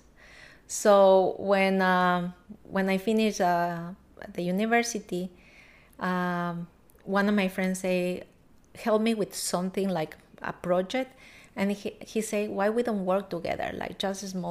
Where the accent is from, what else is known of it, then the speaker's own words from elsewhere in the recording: Ecuador; English is a second language; moved away as an adult; now in United States; I born in Ecuador and came to America now 5 years ago.